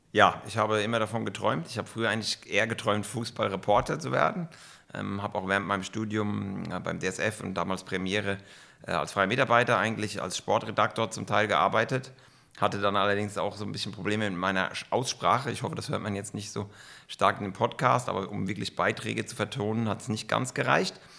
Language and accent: German; Kaiserslautern, Rhineland-Palatinate, Germany; moved away as an adult; now in Bern, Switzerland; Bin aufgewachsen und groß geworden in Kaiserslautern.